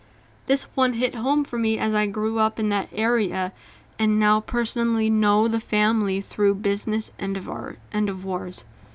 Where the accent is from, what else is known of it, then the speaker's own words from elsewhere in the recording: Pickering, Ontario, Canada; On St. Patrick's Day in 1995, in my hometown of Pickering, Ontario, six teenage boys went missing.